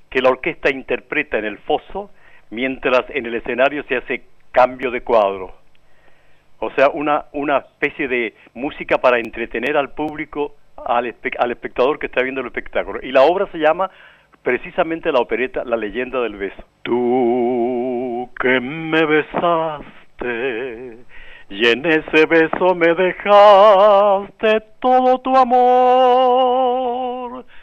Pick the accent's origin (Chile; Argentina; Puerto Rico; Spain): Chile; Valparaíso; now in Santiago, Chile; Ese es uno de los premios y grandes recuerdos que tengo de mi tierra querida, Valparaíso. Me emociono cuando nombro Valparaíso